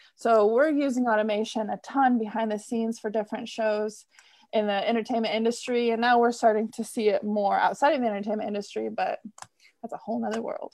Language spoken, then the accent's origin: English; Michigan, United States; moved away as an adult; I grew up in Michigan